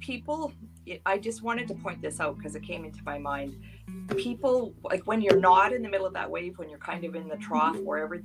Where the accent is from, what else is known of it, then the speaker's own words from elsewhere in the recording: Duchess, Alberta, Canada; moved away as an adult; also born or lived in British Columbia; I grew up here in Dutchess. I left and moved to BC and raised my children there. And in 2014, I came back to Dutchess